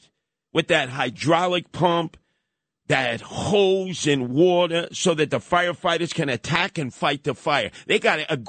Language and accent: English; New York City, New York, United States; also born or lived in Brownsville, Brooklyn; even lived in Osborne and Hegeman at one time, after I grew up in Canarsie.